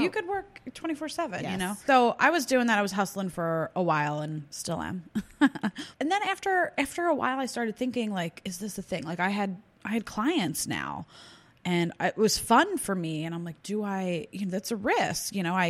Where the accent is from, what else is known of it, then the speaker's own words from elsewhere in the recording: New Jersey, United States; moved away as an adult; now in Philadelphia, United States; I'm from South Jersey originally.